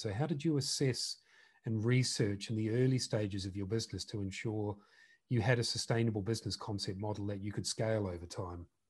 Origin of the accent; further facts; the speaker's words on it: New Zealand; now in United Kingdom; We're both originally from New Zealand